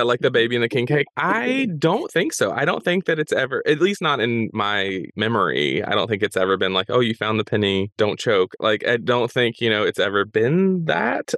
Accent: the South, United States; Growing up in the South, like we definitely did black eyed peas

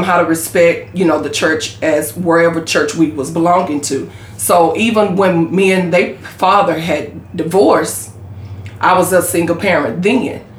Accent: Corsicana, Texas, United States; And I was born and raised in Corsicana.

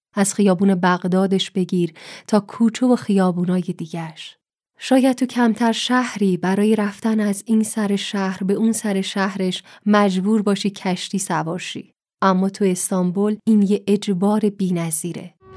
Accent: Iran; اهل کجایی جواب میدم ایران

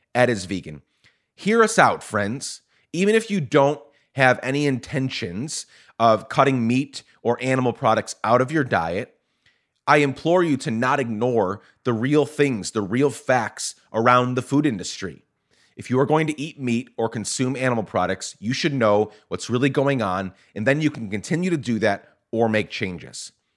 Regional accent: Guatemala; now in United States; I grew up in Guatemala, was born here, grew up in Guatemala

